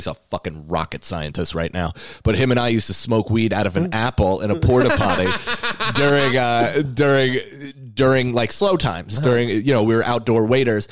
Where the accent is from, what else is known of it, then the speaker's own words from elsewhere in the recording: Rockland County, New York, United States; Rockland County. So right outside the city